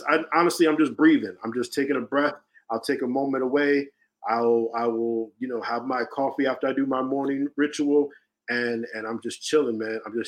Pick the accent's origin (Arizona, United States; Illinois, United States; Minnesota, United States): Illinois, United States; Chicago; I'm from Chicago